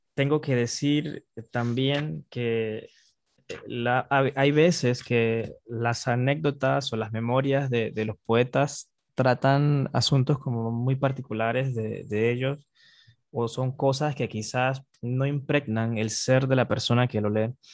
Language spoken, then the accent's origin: Spanish; Panama